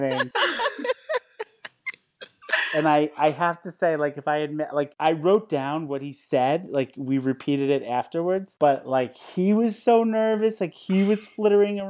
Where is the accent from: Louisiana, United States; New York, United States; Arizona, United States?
New York, United States; New Rochelle; I'm from New Rochelle